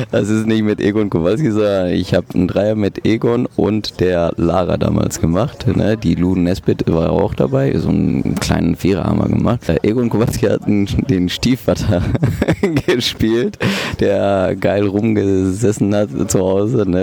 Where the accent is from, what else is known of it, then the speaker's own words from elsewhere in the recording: Bochum, North Rhine-Westphalia, Germany; born there; mein Vater hatte ein Restaurant und ähm, auch in Bochum Langdreher, wo ich geboren bin.